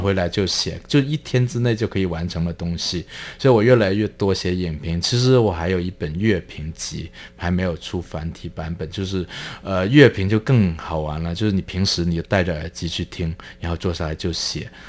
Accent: Guangdong, China; moved away as an adult; also born or lived in Hong Kong; now in Taiwan; 我所来自的中国大陆

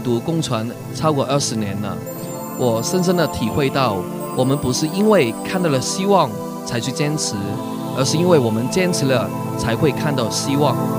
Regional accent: Hong Kong; 我是来自香港的

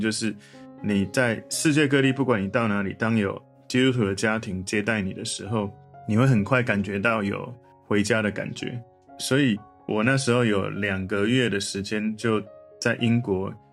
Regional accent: Taiwan; 我从台湾来

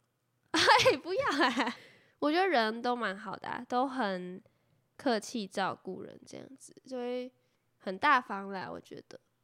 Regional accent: Taiwan; 我们是台湾人

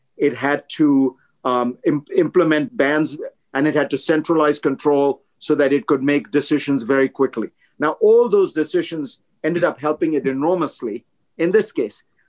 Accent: India; now in United States; I grew up in India, so I saw that kind of poverty

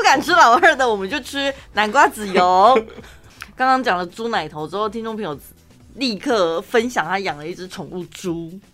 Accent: Dali, Taichung, Taiwan; accent: Dali accent; 我讲我的大里腔啊

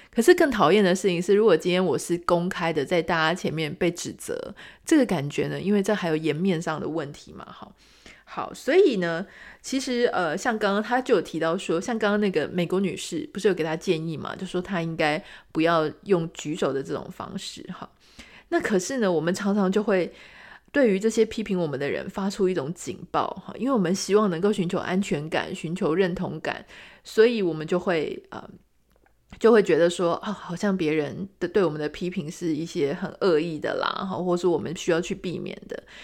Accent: Taiwan; 我们台湾人

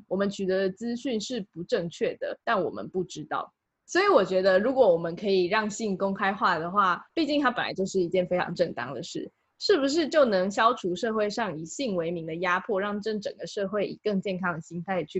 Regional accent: Taiwan; 毕竟我就是个土生土长的台湾人

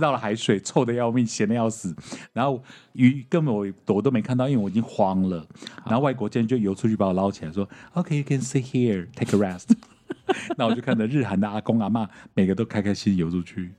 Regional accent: Taiwan; 就我一个台湾人

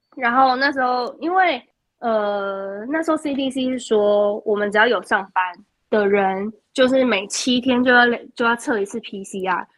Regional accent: Kaohsiung, Taiwan; moved away as an adult; 我是一个高雄人

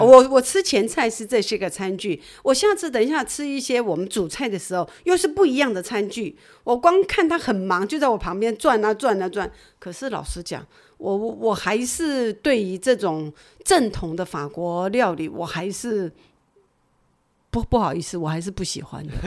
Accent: Taiwan; 只有我们是台湾人

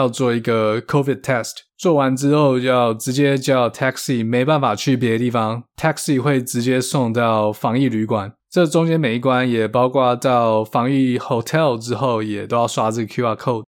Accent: Taiwan; Chinese is a second language; moved away as an adult; now in United States; I know you want to ask me why 我的口音听起来不像一点 native. Cause I fucking came to the States when I was 28.

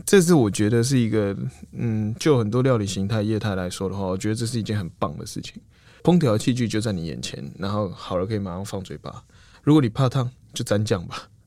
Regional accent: Taiwan; 我们都台湾人，可能是，我是台中人

